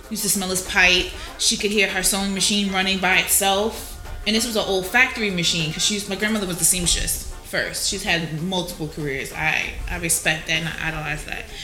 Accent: Jersey City, New Jersey, United States; I'm from Jersey City, like everybody.

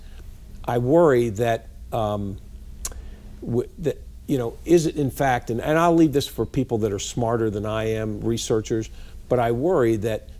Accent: Baltimore, Maryland, United States; I grew up in Baltimore City

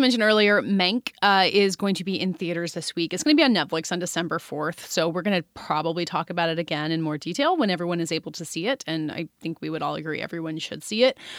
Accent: United States

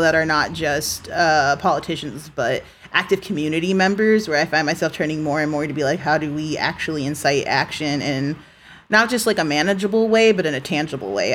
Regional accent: United States; an American citizen

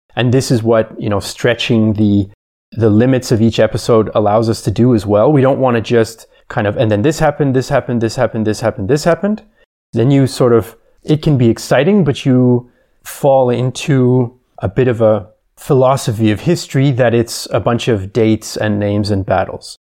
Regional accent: Canada; now in Vienna, Austria; I'm originally from Canada, but I've been living in Vienna for quite some time

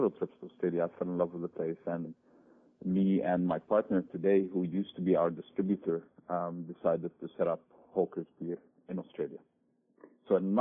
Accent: Lebanon; moved away; also born or lived in United Kingdom / United States / Dubai / Cairo; I'm a Lebanese national. I was born in Lebanon, lived in Britain, lived in the US, lived in Dubai for a while, lived in Cairo even for a while

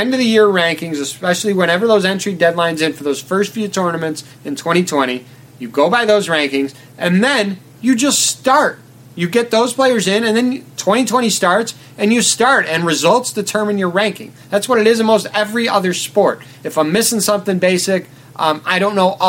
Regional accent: United States; I'm from America

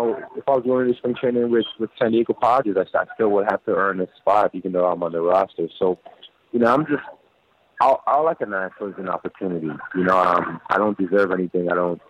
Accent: St. Thomas, U.S. Virgin Islands; unfortunately, I wasn't really a fan of baseball growing up.

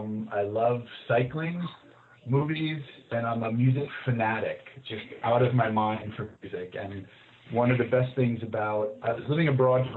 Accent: New Jersey, United States; now in New York, United States; Well, I live in New York. I grew up in Jersey, graduated high school in 1986

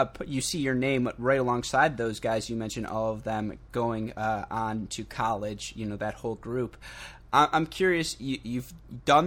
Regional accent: Michigan, United States; I grew up in Michigan

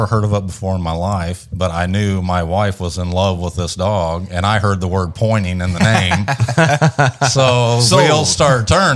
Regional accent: Central Indiana, United States; moved away as an adult; also born or lived in Janesville, Wisconsin; now in Bowling Green, United States; I grew up in Central Indiana, went to Purdue University, go Boilers.

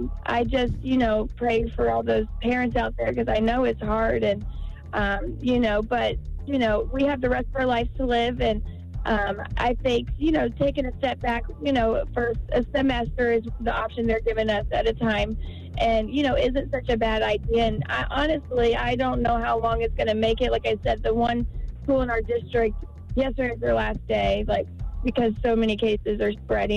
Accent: Indianapolis, Indiana, United States; And personally, I'm from the Indy area

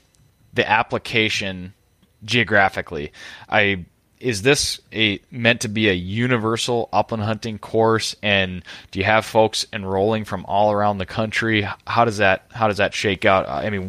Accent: Minnesota, United States; I just can't help myself as a Minnesotan, Mark.

